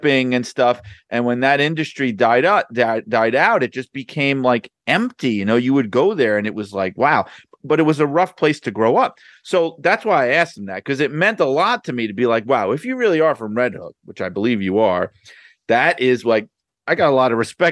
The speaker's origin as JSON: {"language": "English", "town": "New York City", "region": "New York", "country": "United States", "said": "I was from Brooklyn"}